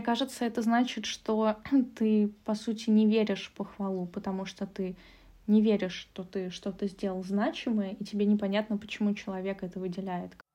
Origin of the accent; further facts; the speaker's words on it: Russia; now in Germany; я так как росла, воспитывалась в России